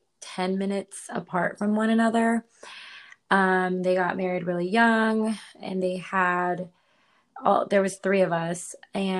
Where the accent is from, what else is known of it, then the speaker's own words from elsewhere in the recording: San Antonio, Texas, United States; moved away as an adult; also born or lived in Washington State; now in Austin, United States; I was born on the Canadian border, but I was raised on the Mexican border